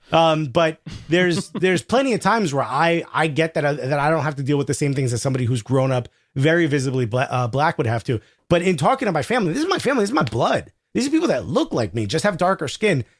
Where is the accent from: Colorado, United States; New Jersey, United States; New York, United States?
New Jersey, United States; Newark; I grew up in Newark, New Jersey